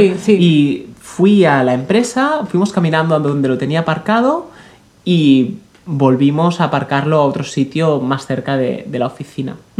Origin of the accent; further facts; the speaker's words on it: Catalonia, Spain; yo soy catalán